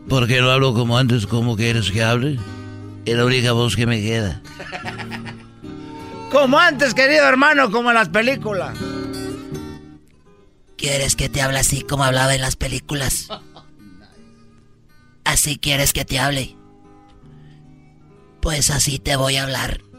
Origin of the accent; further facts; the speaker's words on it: Zacatecas, Mexico; Voy a bajar a la tierra, queridos hermanos, porque soy de Zacatecas, el más rorro de todos los rorros.